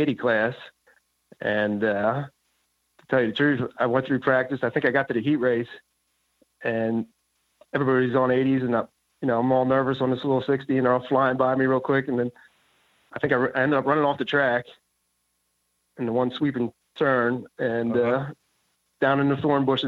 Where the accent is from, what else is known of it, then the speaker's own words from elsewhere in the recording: Pottstown, Pennsylvania, United States; also born or lived in Coatesville, Pennsylvania / New Holland, Pennsylvania; I grew up in Pottstown, Pennsylvania. And for 24 years